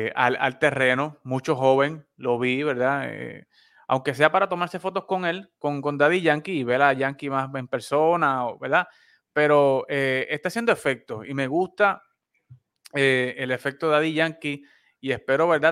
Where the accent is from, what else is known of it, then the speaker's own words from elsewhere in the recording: Puerto Rico; now in Texas, United States; como costumbre boricua, entrando noviembre, ya comenzó la Navidad aquí también